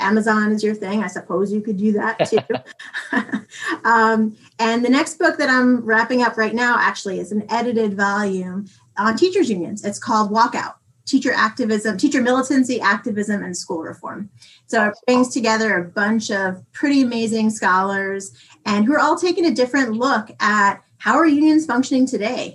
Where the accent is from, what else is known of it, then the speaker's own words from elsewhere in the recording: New York City, New York, United States; moved away as an adult; now in North Dakota, United States; I've only lived here for a year and I'm from the Bronx